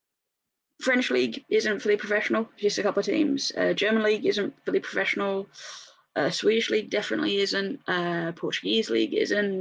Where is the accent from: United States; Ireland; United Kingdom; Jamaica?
United Kingdom; England; I'm English.